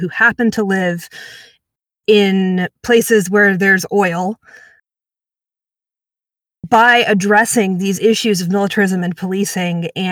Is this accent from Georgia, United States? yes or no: yes; Atlanta, Georgia, United States; I'm actually from Atlanta, born and raised, still live here.